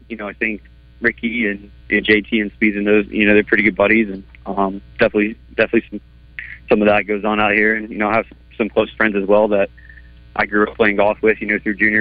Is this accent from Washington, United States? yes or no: no; Edmond, Oklahoma, United States; also born or lived in Texas; I was born in Texas. I really grew up in Edmond, Oklahoma